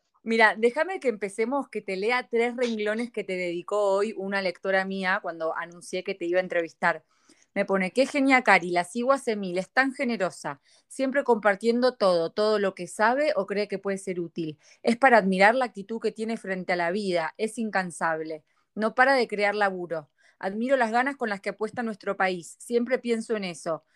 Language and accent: Spanish; Argentina; now in United States; somos los argentinos